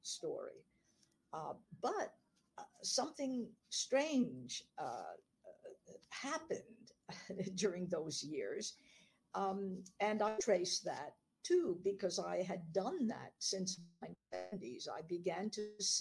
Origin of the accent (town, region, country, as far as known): Canada; born or raised there; also born or lived in East Central Europe